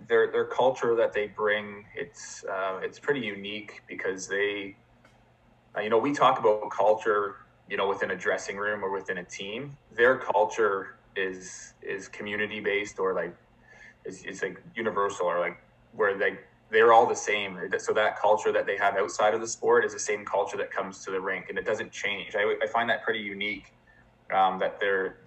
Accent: Burlington, Ontario, Canada; I'm from Burlington.

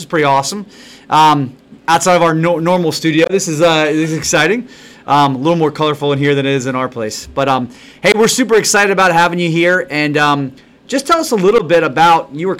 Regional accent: Richmond, Virginia, United States; I grew up here in Richmond. We both did.

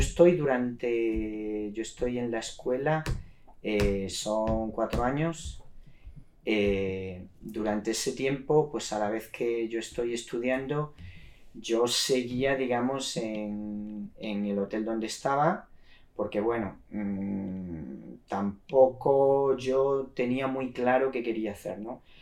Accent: Cáceres, Extremadura, Spain; moved away as an adult; also born or lived in London, United Kingdom; soy de Cáceres, eh, estaba estudiando en Cáceres

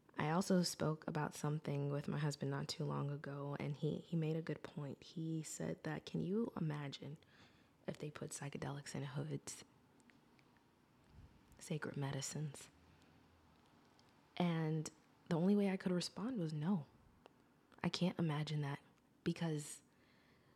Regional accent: United States; I am an American

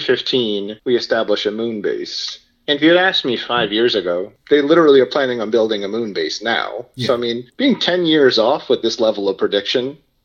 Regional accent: New York City, New York, United States; I was from Staten Island.

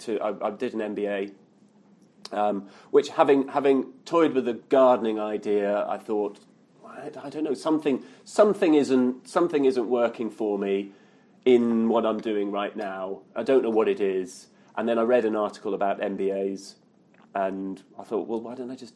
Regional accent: Edinburgh, Scotland, United Kingdom; moved away as an adult; also born or lived in Liverpool / Oxford / London; I was born and raised in Edinburgh

